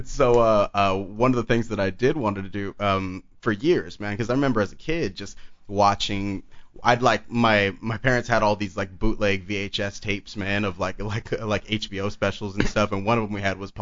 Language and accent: English; Long Beach, California, United States; also born or lived in South Gate, California; I grew up in Southgate for like, I don't know, until I was about elementary school, and then we went out to like the Long Beach area